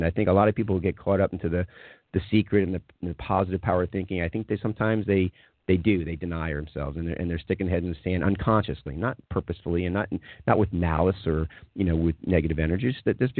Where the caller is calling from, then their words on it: Atlanta, Georgia, United States; I'm calling from Atlanta, by the way.